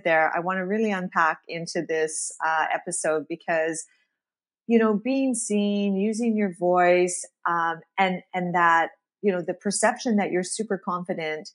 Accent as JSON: {"language": "English", "town": "Regina", "region": "Saskatchewan", "country": "Canada", "said": "We're both from Regina, Saskatchewan"}